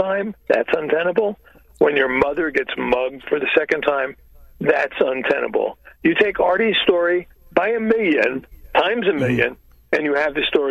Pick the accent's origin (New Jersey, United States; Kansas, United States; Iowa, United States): New Jersey, United States; Newark; I grew up in Newark, New Jersey, which is the, in a sense, the poster child for urban dysfunction